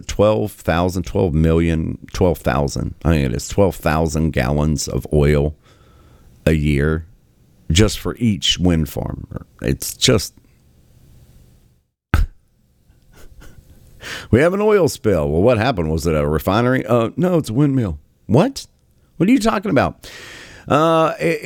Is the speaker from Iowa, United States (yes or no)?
no; Southern West Virginia, United States; I am from Southern West Virginia, born and raised, lived there for many decades.